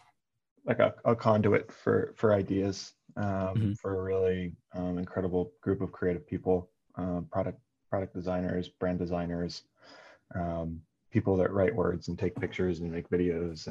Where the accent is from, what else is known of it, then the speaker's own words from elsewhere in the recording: Northeast United States, United States; also born or lived in New Jersey / Connecticut; I grew up in the Northeast of the United States, so in like, you know, Connecticut, New Jersey, always sort of, you know, an hour, maybe an hour and some change outside of the city, outside of New York.